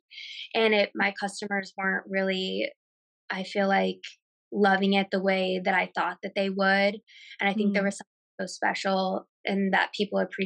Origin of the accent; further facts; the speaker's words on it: Kansas City, United States; moved away; I'm from Kansas City originally